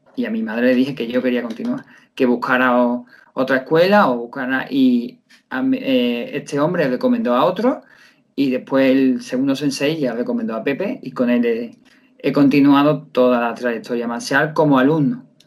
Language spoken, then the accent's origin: Spanish; Seville, Andalusia, Spain; soy un profesor de Sevilla que llevo dando clases de karate desde hace 12 años